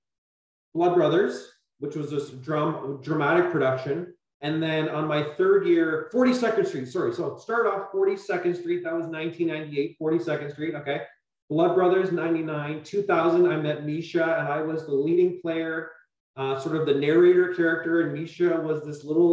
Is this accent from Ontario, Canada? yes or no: yes; Burlington, Ontario, Canada; I grew up in Burlington, which is very much of a suburb